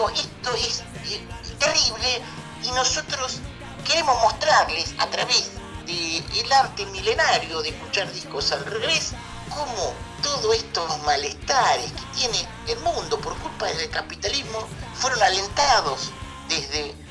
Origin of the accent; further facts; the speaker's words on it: Canelones, Uruguay; soy, de la ciudad de, Canelones. Eh, después estuve viviendo un, tiempo, por eso que, tengo un acento diferente